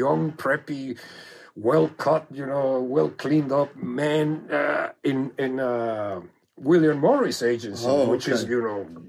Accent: Mexico; moved away

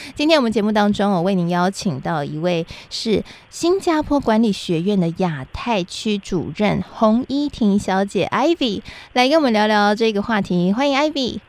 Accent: Taiwan; 台湾也是很小的，我们的人口也不多嘛

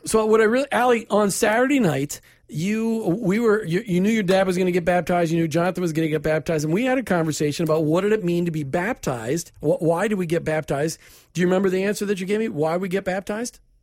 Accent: Minnesota, United States; moved away; I grew up in Minnesota

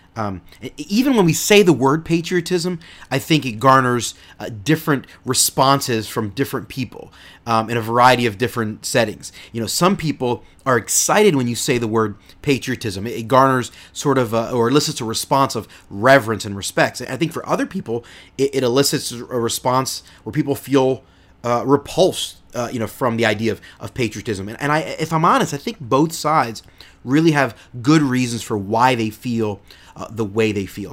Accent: United States; me as an American

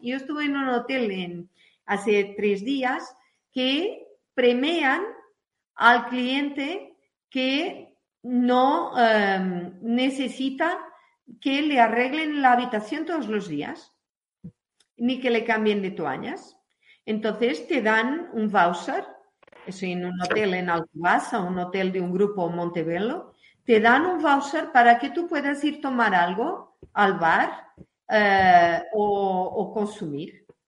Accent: Portugal; now in Madrid, Spain; nuestro país

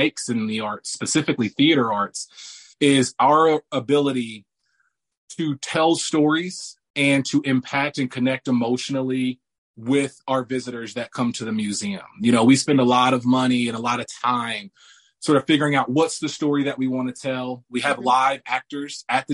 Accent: Indianapolis, Indiana, United States; I was born and raised here in Indianapolis, Indiana.

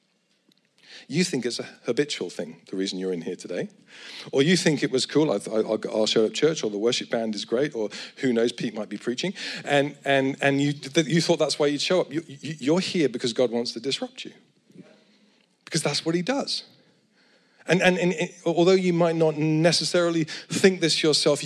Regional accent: Edinburgh, Scotland, United Kingdom; I come from Edinburgh

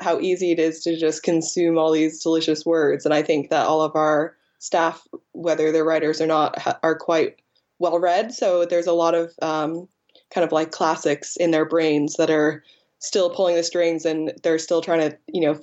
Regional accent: United States; now in England; as an American in England

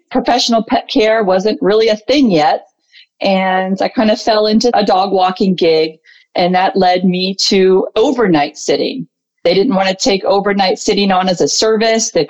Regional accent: Potomac, Maryland, United States; my hometown of Potomac, Maryland.

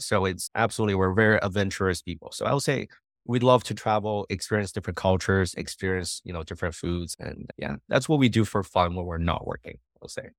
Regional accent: Montreal, Quebec, Canada; moved away as an adult; also born or lived in New Brunswick; now in Las Vegas, United States; I'm from Montreal, from a big city

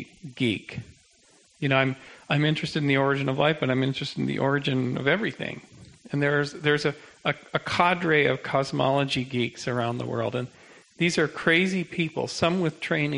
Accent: Canada; I'm a Canadian

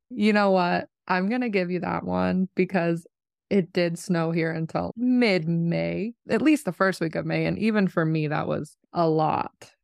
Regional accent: Portland, Oregon, United States; now in Reno, United States; I'm from Portland, Oregon

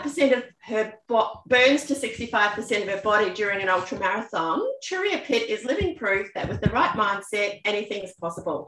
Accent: New Zealand; I grew up in New Zealand where everyone starts school on their own fifth birthday

